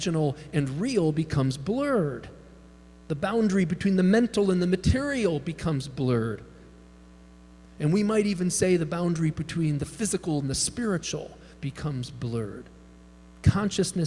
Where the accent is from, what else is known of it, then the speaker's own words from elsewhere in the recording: Chicago, Illinois, United States; I grew up in Chicago, Pentecostal